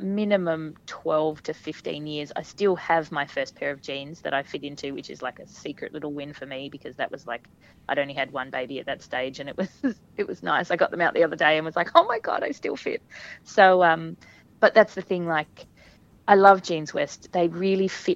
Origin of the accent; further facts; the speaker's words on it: Hobart, Tasmania, Australia; I'm just me from Hobart who has kids and is nursing